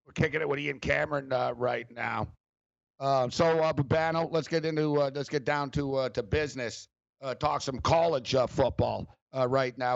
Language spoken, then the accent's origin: English; Montreal, Quebec, Canada; we're both from Montreal and uh, me and Captain Kirk went to the same high school.